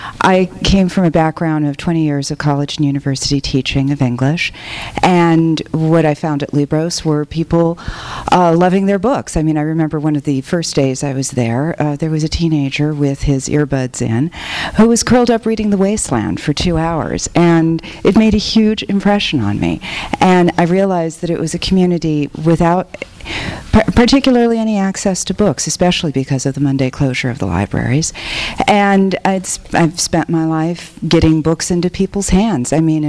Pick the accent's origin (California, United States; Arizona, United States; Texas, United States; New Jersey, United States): California, United States; Los Angeles; my family is three generations Boyle Heights and Lincoln Heights, and I grew up in Lincoln Heights